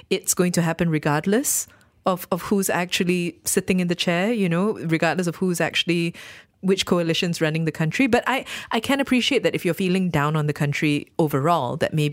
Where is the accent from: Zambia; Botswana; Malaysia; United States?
Malaysia; It's there that you really realize that truly I am a Malaysian and I love my country.